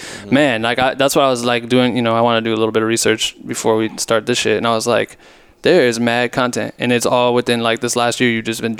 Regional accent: Iowa, United States; moved away; I'm from Iowa originally.

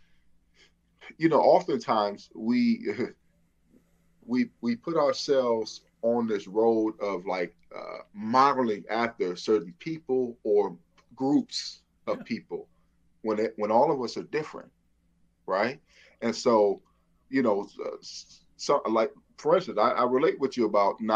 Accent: Flint, Michigan, United States; moved away; I'm from Flint, Michigan.

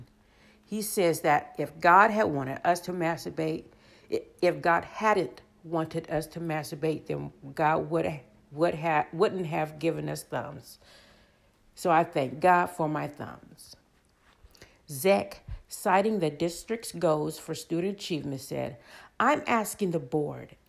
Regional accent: Leavenworth, Kansas, United States; born or raised there

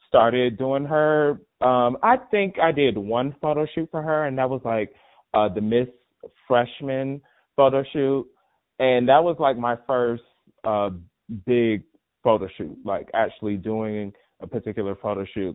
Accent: Miami, Florida, United States; moved away as an adult; also born or lived in Atlanta, Georgia; Originally from born and raised in Miami, Florida

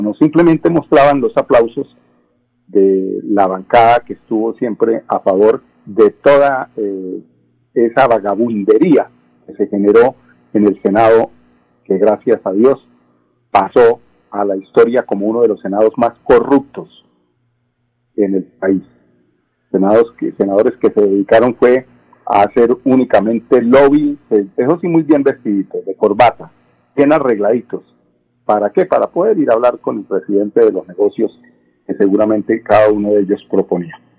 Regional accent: Colombia; somos muchos los colombianos

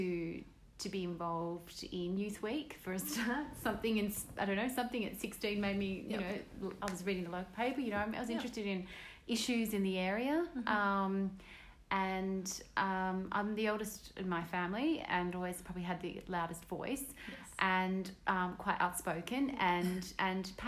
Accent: Sydney, New South Wales, Australia; I grew up in Reid

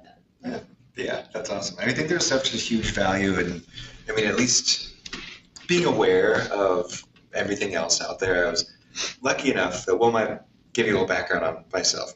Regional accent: Corvallis, Oregon, United States; I grew up in Corvallis

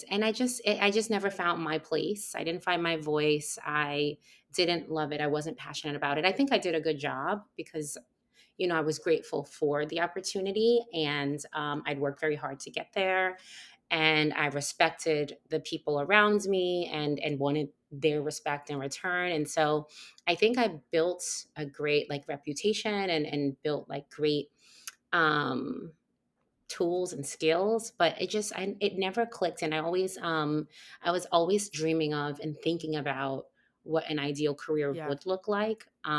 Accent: New York, United States; I'm a New Yorker

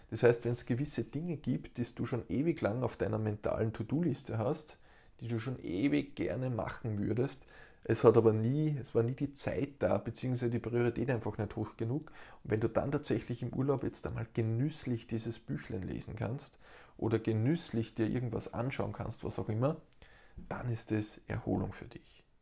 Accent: Steyr, Upper Austria, Austria; Ich kann bei uns in Steyr in Oberösterreich das herrliche Flussrauschen genießen.

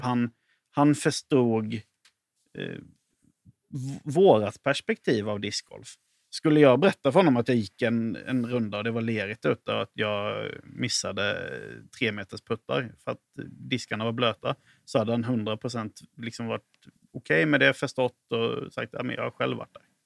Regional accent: Halland County, Sweden; now in Lund, Sweden; jag är ju från Halland i grund och botten

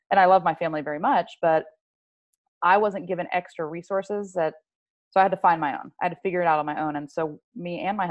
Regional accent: Georgia, United States; moved away as an adult; also born or lived in Winter Park, Florida; now in Florida, United States; we moved when I was 6. We moved to Georgia because my dad worked for Bell South.

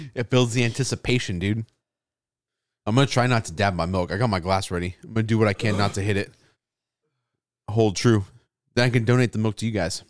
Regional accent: United States; my right as an American

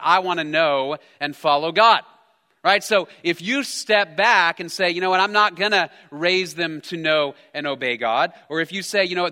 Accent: Texas, United States; I'm a, I'm a Texan raised by Texans. I grew up in Texas

